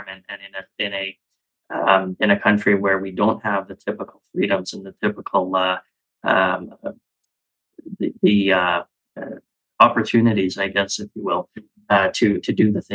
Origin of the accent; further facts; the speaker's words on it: Calgary, Alberta, Canada; born and raised in Calgary, Alberta. I'm an Alberta boy through and through.